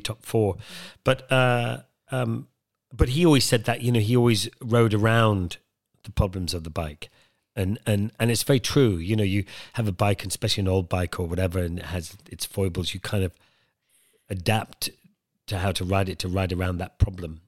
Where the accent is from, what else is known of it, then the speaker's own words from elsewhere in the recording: Wicklow Mountains, Leinster, Ireland; I grew up in Ireland, in the, up in the Wicklow Mountains, just behind Dublin